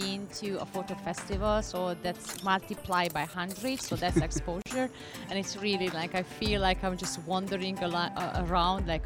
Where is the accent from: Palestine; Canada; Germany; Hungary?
Hungary; moved away as an adult; also born or lived in New York; I was born in Hungary, and being a girl, I was born behind the Iron Curtain that time